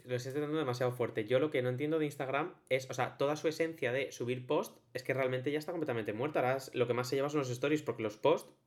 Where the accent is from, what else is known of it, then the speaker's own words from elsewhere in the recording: a town in Valencia, Valencian Community, Spain; yo digo que soy de Valencia, pero yo no soy de Valencia ciudad, yo soy de un pueblo de Valencia